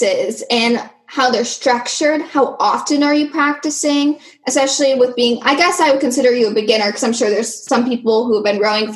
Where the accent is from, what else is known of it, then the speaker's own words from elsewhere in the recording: Washington, United States; we are from Washington